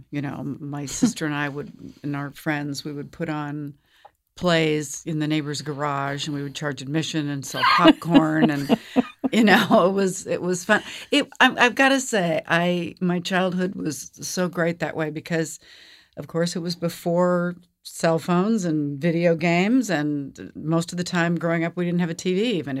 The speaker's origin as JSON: {"language": "English", "town": "Seattle", "region": "Washington", "country": "United States", "tie": "born or raised there", "said": "I was born in Seattle, Washington. Born and raised in Seattle."}